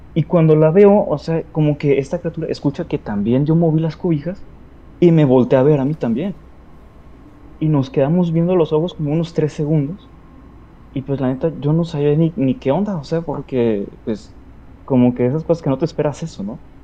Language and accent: Spanish; Sinaloa, Mexico; now in Ciudad Juárez, Mexico; soy originario de Sinaloa, pero ando viviendo acá por un momento.